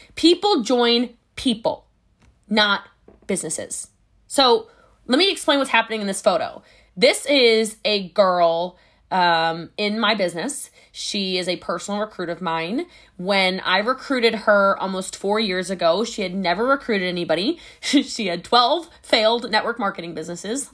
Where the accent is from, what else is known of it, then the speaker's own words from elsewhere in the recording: Hawaii, United States; I'm Hawaiian